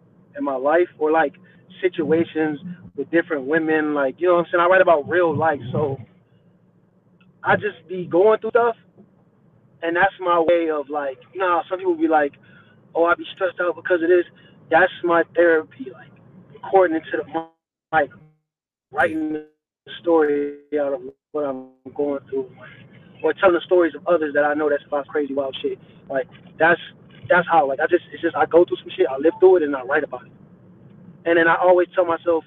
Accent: Cleveland, Ohio, United States; I'm from Cleveland, Ohio

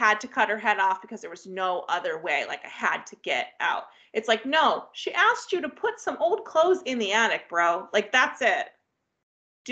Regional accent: Cuyahoga River area, Ohio, United States; where I grew up, we had the Cauga River that ran

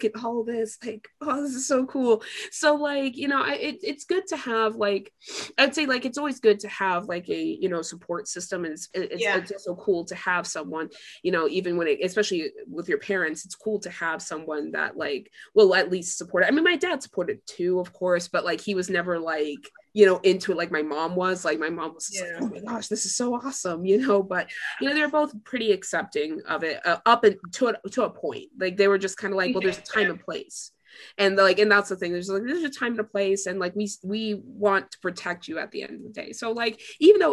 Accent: Tampa, Florida, United States; I'm from Tampa

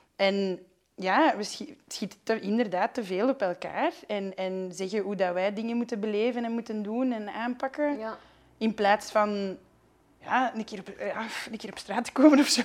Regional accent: Flanders, Belgium; ik ben een Vlaming.

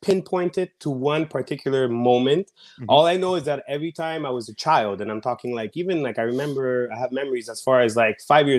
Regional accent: Montreal, Quebec, Canada; the pandemic back home in Canada. I'm from Montreal, like most of you already know.

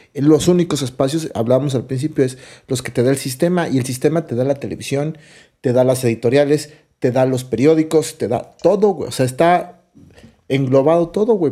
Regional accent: Mexico City, Mexico; yo soy chilangazo, ¿no? Y me encanta cuando conocer cosas de mi ciudad todo el tiempo, del lugar de donde soy

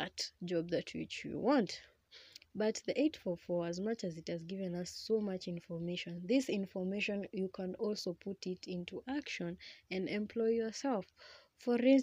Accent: Kenya; English is a second language; I'm a Kenyan.

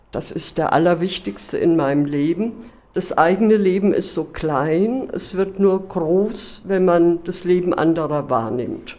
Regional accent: Karben, Hesse, Germany; moved away; Also ich komme da aus Großkarben

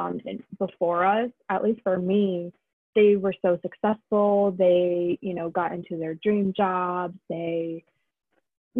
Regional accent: Columbus, Ohio, United States; I was born in Columbus, Ohio

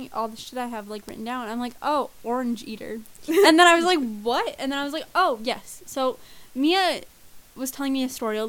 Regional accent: Canada; we're Canadian

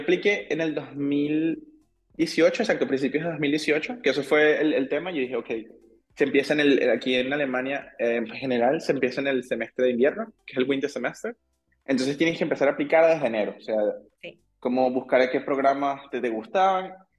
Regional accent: Caracas, Capital District, Venezuela; moved away as an adult; also born or lived in Aachen, Germany / Düsseldorf, Germany; now in Germany; yo tengo 31 años y, como tú dijiste, yo vengo de Venezuela y soy ingeniero

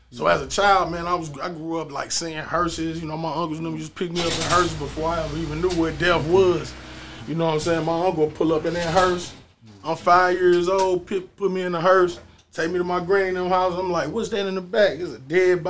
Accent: St. Louis, Missouri, United States; also born or lived in Atlanta; I grew up on Sherry and Goodfellow

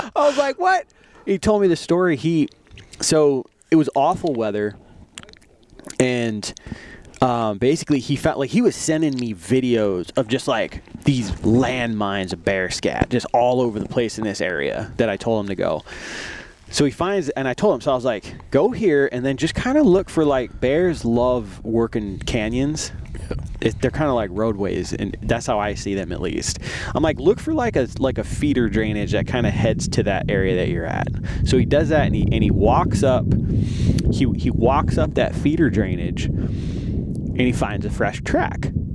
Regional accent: Arizona, United States; also born or lived in Albuquerque, New Mexico / New York; when I was nine, uh, moved out to Arizona, and I've been here ever since.

